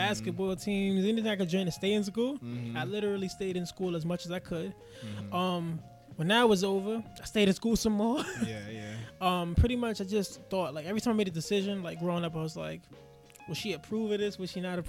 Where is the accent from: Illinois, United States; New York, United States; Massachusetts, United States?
New York, United States; New York City; I'm from Bed-Stuy, Brooklyn. I'm from Roosevelt Projects, to be exact.